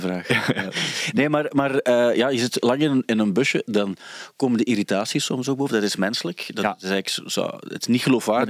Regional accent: Sint-Niklaas, Flanders, Belgium; accent: Sint-Niklaas; Maar wat wij hebben, en dus Sint-Niklaas, dat is eigenlijk een heel modder accent. Ik, heb dat ook

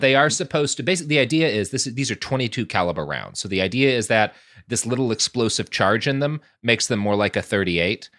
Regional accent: Plano, Texas, United States; also born or lived in Oklahoma; I grew up in Plano, which is, you know, a couple of steps down the economic rung from Highland Park

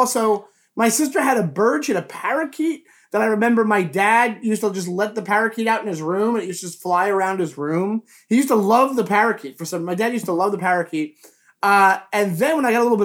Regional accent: Long Island, New York, United States; I grew up in Long Island, New York

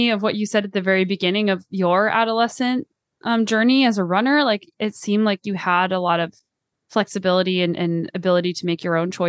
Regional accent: United States; moved away as an adult; also born or lived in Colorado; now in Canada; I feel like I'm an American.

